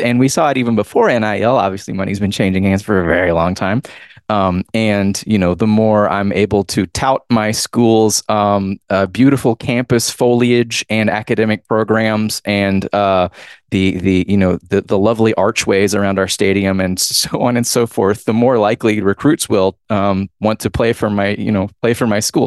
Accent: Georgia, United States; I'm from Georgia

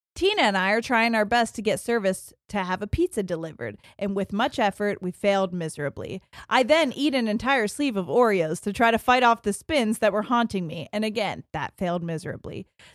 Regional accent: Ohio, United States; I'm from Central Ohio and started listening to you guys during peak COVID.

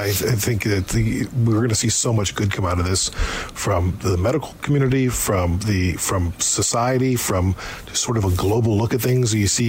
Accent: United States; now in Canada; growing up in America

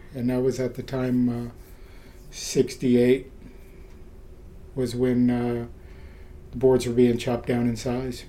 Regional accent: Paramount, California, United States; also born or lived in Ventura; I was born in Ventura and I grew up in Paramount, which is inland Lakewood, Long Beach area.

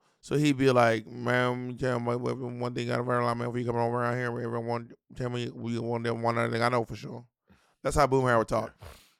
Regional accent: Atlanta, Georgia, United States; also born or lived in Columbus / LaGrange; And I am from Atlanta, but we're from Georgia, but I don't. Well, I don't know if you know this. I was actually born in Columbus.

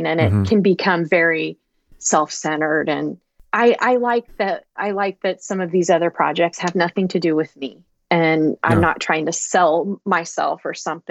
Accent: Iowa, United States; my home state of Iowa

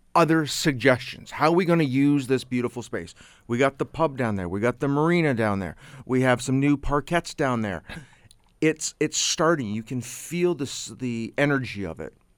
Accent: Canada; I'm from Canada

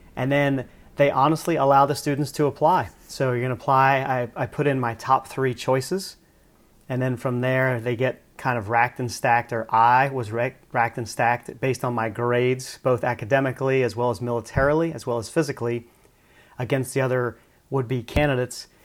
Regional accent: Lancaster, Pennsylvania, United States; moved away as an adult; I grew up in Lancaster, Pennsylvania

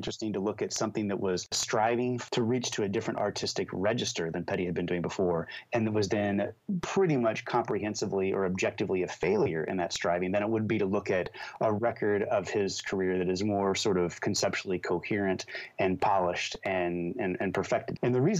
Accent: Louisville, Kentucky, United States; I grew up in Louisville, Kentucky, and so I feel like Louisville, Kentucky is Southern.

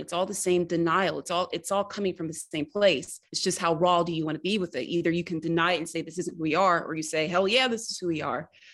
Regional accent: the South, United States; I always feel when I leave the South, just how Southern I am. And I, I feel like I'm a Southerner first and an American second

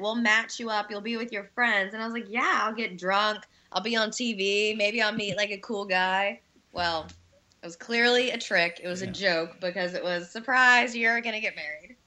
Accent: North Carolina, United States; moved away as an adult; I'm from North Carolina, and I moved here in 2011 to go back to school

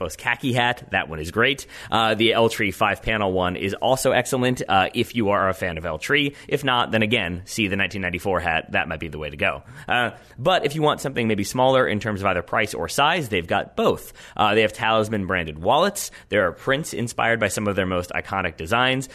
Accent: United States; my Americanness

